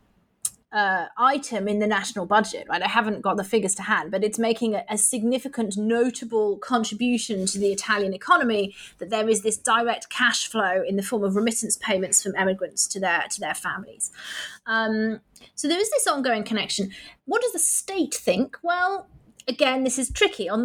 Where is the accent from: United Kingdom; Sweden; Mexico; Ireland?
United Kingdom; Manchester, North West England; born and raised in Manchester like me